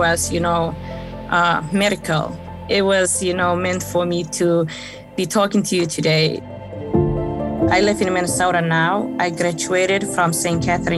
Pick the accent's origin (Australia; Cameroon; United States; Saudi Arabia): Saudi Arabia; born there; also born or lived in Africa; I was born in Saudi Arabia.